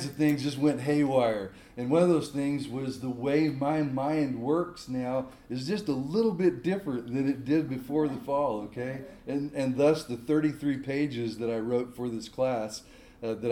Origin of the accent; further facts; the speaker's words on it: California, United States; moved away as an adult; also born or lived in Boerne, Texas; now in San Luis Obispo, United States; I'm a native Californian